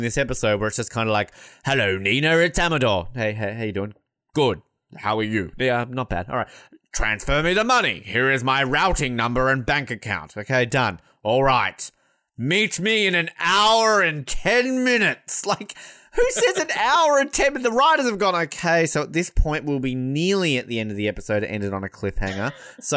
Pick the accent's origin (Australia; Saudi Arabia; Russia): Australia; I'm Australian